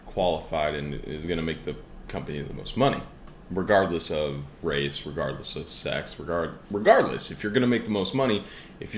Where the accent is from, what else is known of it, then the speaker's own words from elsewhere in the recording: Portland, Oregon, United States; born and raised in the United States of America, Portland, Oregon, to be exact